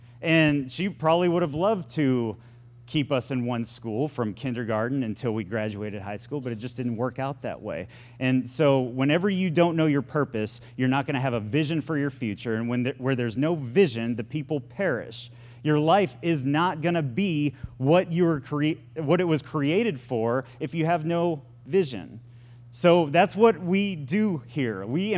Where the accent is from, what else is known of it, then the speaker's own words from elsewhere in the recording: Florida, United States; born there; also born or lived in Texas / Wisconsin / Point Comfort, Texas; I moved a lot whenever I was a kid. And I mean, I was born in Florida. We moved to Texas.